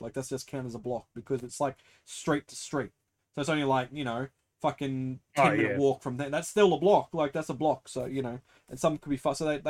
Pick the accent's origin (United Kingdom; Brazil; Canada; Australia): Australia; I'm Aussie